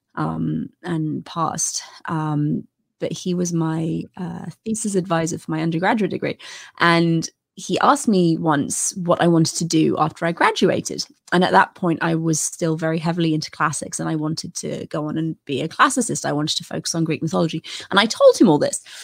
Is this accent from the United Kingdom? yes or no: yes; United Kingdom; as a British person